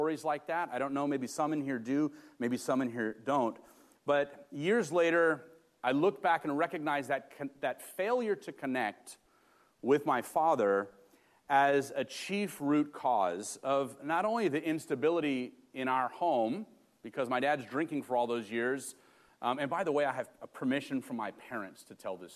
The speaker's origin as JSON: {"language": "English", "town": "Los Angeles", "region": "California", "country": "United States", "tie": "born or raised there", "moved": "yes", "said": "I grew up in Los Angeles in the inner city, very blue-collar neighborhood and family"}